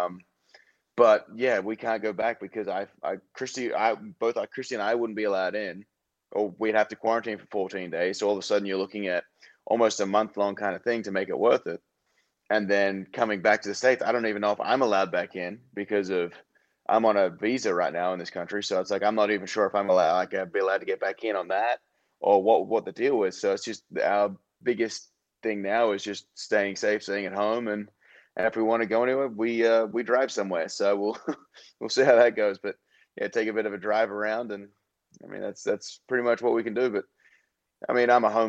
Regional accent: Australia; moved away; back in Australia

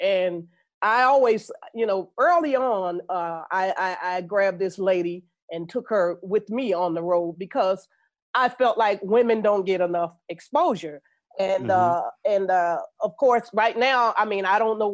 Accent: Chicago, Illinois, United States; moved away as an adult; I come from Chicago, the West Side, Lawndale neighborhood.

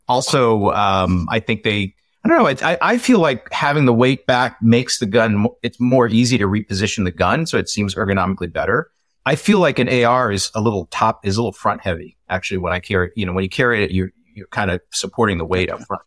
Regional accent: Iowa, United States; I grew up in Iowa

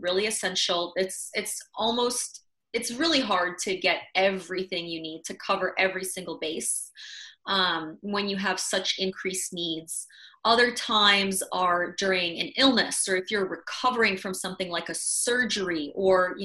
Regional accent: Madison, Wisconsin, United States; I grew up in Wisconsin too

